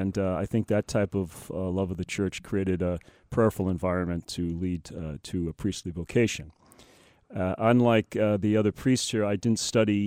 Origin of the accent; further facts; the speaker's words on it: San Francisco, California, United States; now in Spokane, United States; San Francisco. I was born and raised there.